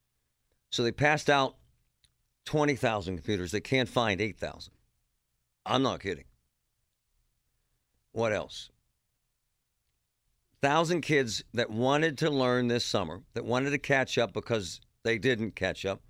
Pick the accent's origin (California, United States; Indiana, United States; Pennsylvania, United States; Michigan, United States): Pennsylvania, United States; Pittsburgh; I grew up in Pittsburgh, and when I was a kid, James, the public schools in Pittsburgh were awful.